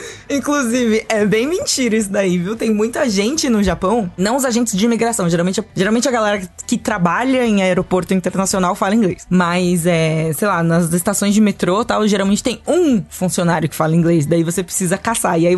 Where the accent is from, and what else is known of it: Brazil